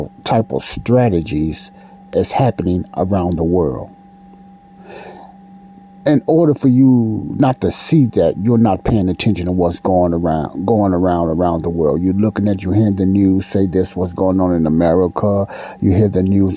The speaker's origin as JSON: {"language": "English", "country": "United States", "tie": "born or raised there", "said": "I'm a black American man. I was born in the United States"}